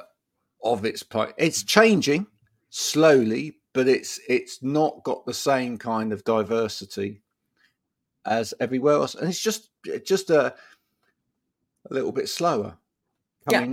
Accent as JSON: {"language": "English", "area": "Bedfordshire", "region": "East of England", "country": "United Kingdom", "tie": "born or raised there", "moved": "yes", "lives_now": "Chard, United Kingdom", "said": "I grew up in Bedfordshire, which in the UK, growing up, that was one of the most multicultural parts of the UK."}